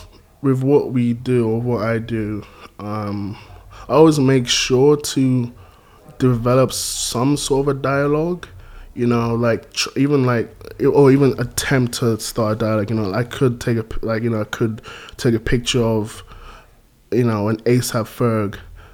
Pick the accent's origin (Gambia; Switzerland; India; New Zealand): Gambia; like growing up in Gambia, there was a huge like reggae influence there.